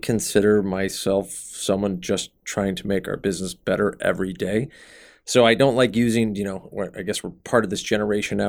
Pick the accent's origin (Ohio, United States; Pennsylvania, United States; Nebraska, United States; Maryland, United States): Nebraska, United States; Omaha; moved away as an adult; also born or lived in San Francisco, California; when I came back to Omaha